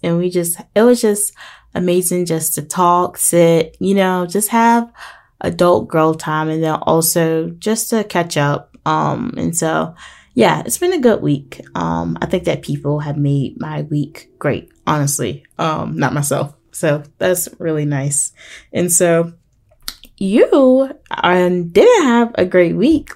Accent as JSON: {"language": "English", "town": "Portsmouth", "region": "Virginia", "country": "United States", "tie": "born or raised there", "said": "my hometown, which is Portsmouth in Virginia"}